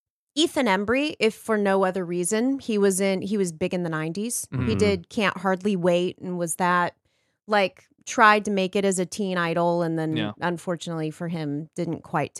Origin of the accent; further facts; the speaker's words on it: Texas, United States; moved away as an adult; also born or lived in North Carolina; now in Los Angeles, United States; I was born in North Carolina. I was raised in Texas. Reared.